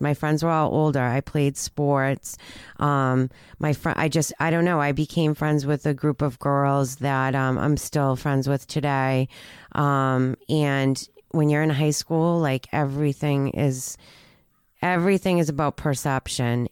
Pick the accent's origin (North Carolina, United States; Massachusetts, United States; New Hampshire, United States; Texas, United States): Massachusetts, United States; Peabody; We grew up in Peabody